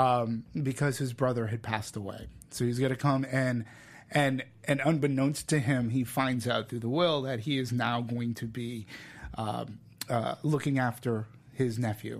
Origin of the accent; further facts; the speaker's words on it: Peabody, Massachusetts, United States; now in California, United States; I'm from Boston. I live, I, from a town called Peabody, which is no more but a half hour or so away from Manchester